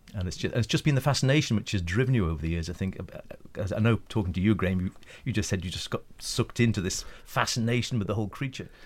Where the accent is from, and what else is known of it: Isle of Man; born or raised there